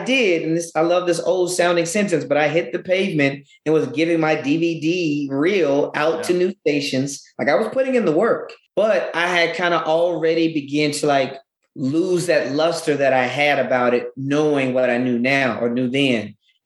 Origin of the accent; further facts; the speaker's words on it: Louisiana, United States; moved away; also born or lived in Denton, Texas / China; I'm originally from Louisiana